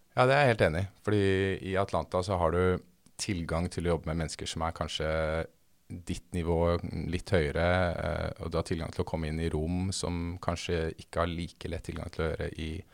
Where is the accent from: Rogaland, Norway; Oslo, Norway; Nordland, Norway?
Oslo, Norway; moved away as an adult; now in Los Angeles, United States; jeg vokste opp eh, på Lutvann, som er et sted mellom Troster og Haugerud, på linje 2